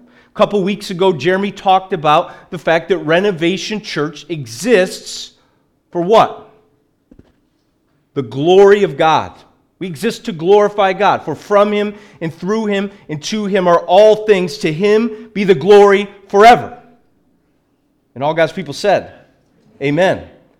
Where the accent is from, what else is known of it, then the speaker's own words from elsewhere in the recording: Liverpool, North West England, United Kingdom; I'm from Liverpool originally.